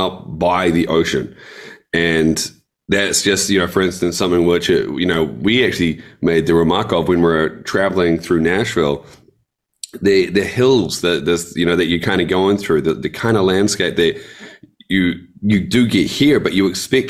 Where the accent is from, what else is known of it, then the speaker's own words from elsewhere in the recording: Hawke's Bay, New Zealand; Hawke's Bay, which is the east coast of the North Island